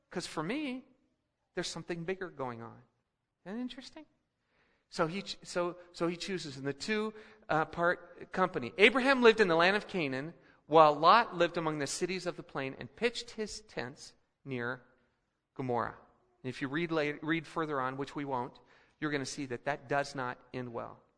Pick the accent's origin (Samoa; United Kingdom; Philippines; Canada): Philippines; also born or lived in Colorado; now in United States; But I remember growing up in the Philippines, and, and uh, I was a kid, uh, just finished first grade, and we came back to Denver for a year.